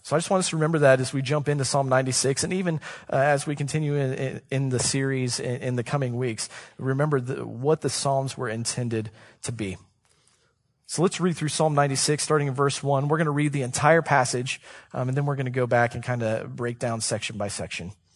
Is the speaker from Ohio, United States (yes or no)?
yes; Columbus, Ohio, United States; I was born and raised in Columbus, Ohio